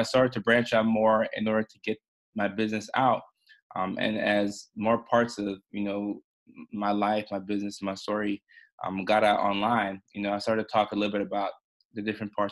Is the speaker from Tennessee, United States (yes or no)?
yes; Nashville, Tennessee, United States; born or raised there; also born or lived in Ghana / Norway